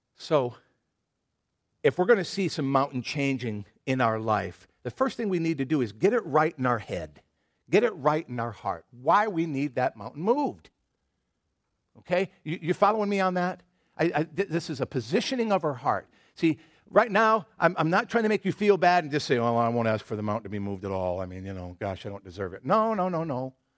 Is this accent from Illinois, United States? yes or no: no; Michigan, United States; moved away; I grew up in Michigan, the, you know, patron state of apples